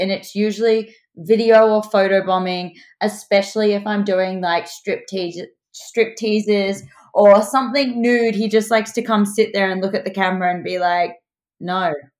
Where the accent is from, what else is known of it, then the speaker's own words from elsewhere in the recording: Newcastle, New South Wales, Australia; moved away as an adult; now in Sydney, Australia; From Newcastle. So still in Australia, but it's about 2 hours north of Sydney. And it's kind of like a beachy, small to like large sized city.